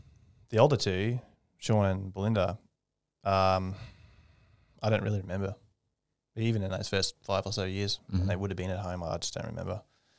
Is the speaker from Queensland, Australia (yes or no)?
yes; Brisbane, Queensland, Australia; also born or lived in Victoria; in Victoria, but mainly Redcliffe and north side of Brisbane.